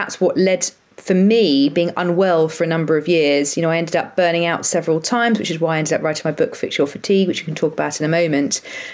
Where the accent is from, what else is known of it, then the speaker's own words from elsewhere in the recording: Brighton, South East England, United Kingdom; moved away as an adult; also born or lived in Leeds; I'm from Brighton originally